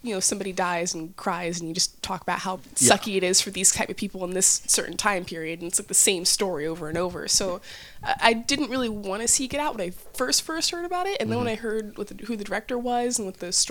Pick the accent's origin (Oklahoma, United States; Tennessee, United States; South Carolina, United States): Tennessee, United States; Nashville; also born or lived in St. Louis, Missouri; now in California, United States; I grew up in Nashville, Tennessee